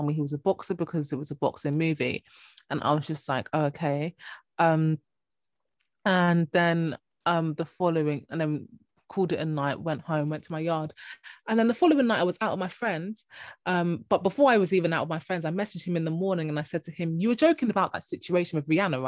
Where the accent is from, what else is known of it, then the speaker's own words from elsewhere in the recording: Jamaica; I'm Jamaican